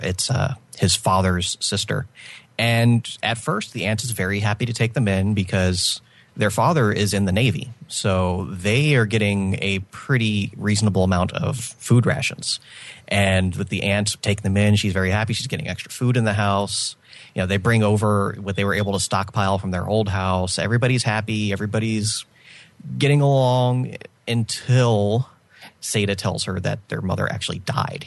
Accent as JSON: {"language": "English", "country": "United States", "said": "as an American"}